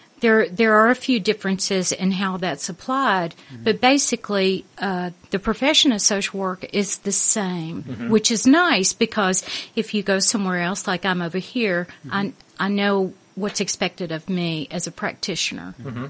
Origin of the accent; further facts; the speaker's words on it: Arkansas, United States; moved away as an adult; also born or lived in London; now in United Kingdom; I'm from the South, in the United States. Yeah. I'm from Arkansas.